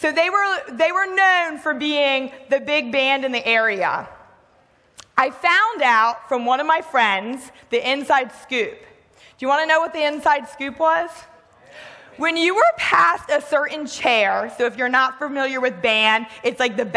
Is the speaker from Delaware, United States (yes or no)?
yes; Delaware, United States; I grew up in Delaware